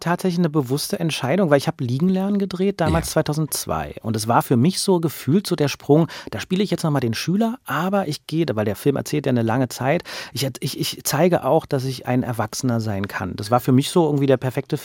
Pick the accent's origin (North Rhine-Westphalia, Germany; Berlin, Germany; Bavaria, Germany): Berlin, Germany; ich bin ja selber Berliner und ich kenne das seit meiner Kindheit